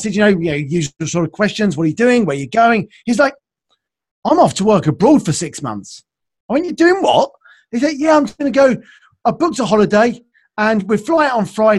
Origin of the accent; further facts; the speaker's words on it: United Kingdom; also born or lived in south of London; So based in London, now south of London here in the UK, you probably get that from my accent, I suppose. So yeah, we're based here in the UK, and yeah, I've lived here all my life